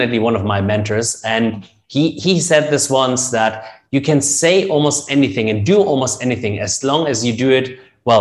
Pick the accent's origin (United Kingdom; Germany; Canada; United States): Germany; accent: German; English is a second language; moved away as an adult; now in Dubai, United Arab Emirates; we Germans will have an accent as long as it gets